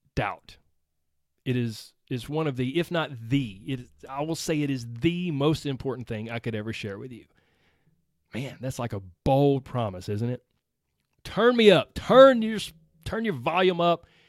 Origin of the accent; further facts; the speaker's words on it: Georgia, United States; I was raised in Georgia. I still live in Georgia.